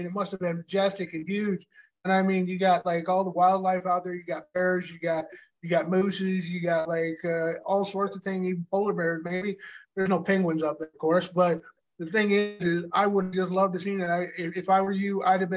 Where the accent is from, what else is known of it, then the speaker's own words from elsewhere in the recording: Nebraska, United States; I come from Nebraska